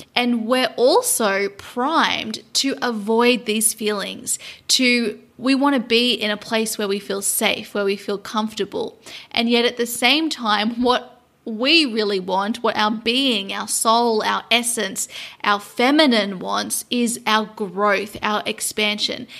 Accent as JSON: {"language": "English", "town": "Sydney", "region": "New South Wales", "country": "Australia", "tie": "born or raised there", "also_born_or_lived": "London", "moved": "as an adult", "said": "my hometown in Sydney, Australia"}